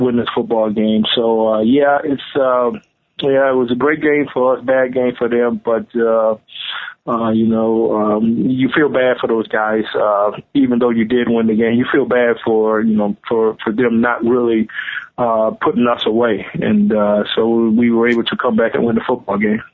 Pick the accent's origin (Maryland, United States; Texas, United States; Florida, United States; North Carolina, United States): Texas, United States; Houston; moved away as an adult; also born or lived in Stillwater, Oklahoma / Buffalo, New York; growing up in Texas